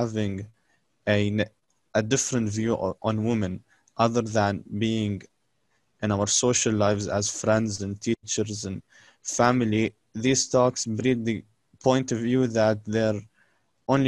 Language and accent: English; Palestine; now in United Arab Emirates; I'm also Palestinian, but I live in UAE.